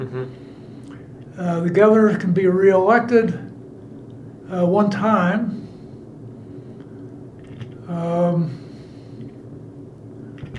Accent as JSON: {"language": "English", "town": "Logansport", "region": "Indiana", "country": "United States", "tie": "born or raised there", "said": "I was born and raised in Logansport, which is a little farther north."}